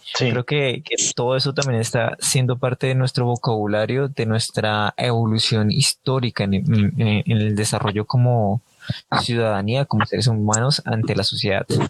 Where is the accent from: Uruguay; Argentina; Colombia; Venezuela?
Colombia; nuestro dialecto colombiano, porque pues acá en Colombia